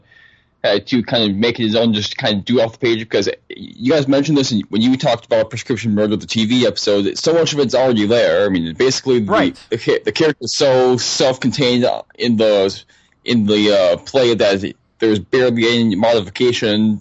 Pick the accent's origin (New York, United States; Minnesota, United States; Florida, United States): Minnesota, United States; Wadena; Wadena is my hometown, small town that I grew up in.